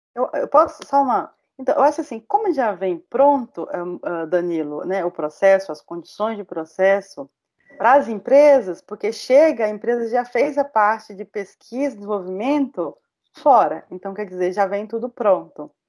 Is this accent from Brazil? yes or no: yes; Bahia, Brazil; Eu, como baiana